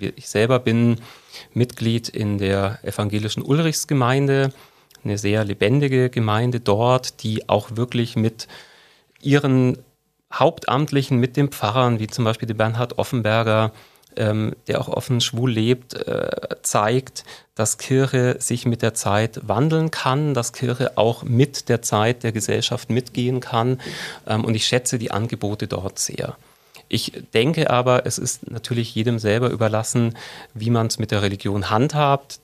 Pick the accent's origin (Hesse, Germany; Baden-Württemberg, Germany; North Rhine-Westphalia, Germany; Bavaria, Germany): Bavaria, Germany; Unterallgäu; also born or lived in Mindelheim; now in Augsburg, Germany; meine Kindheit im Unterallgäu